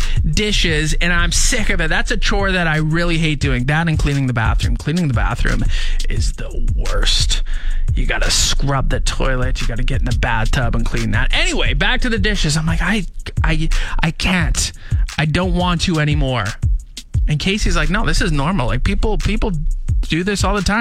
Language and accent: English; Canada; We're Canadian